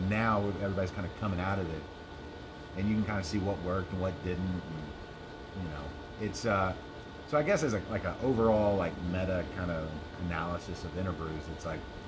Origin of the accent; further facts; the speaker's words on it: Arkansas, United States; now in Texas, United States; I'm from Arkansas.